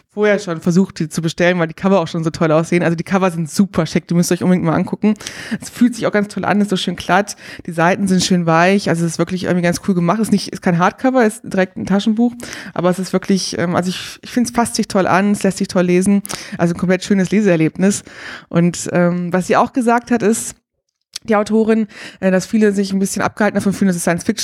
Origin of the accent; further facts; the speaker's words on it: Berlin, Germany; Ich bin in Berlin zur Schule gegangen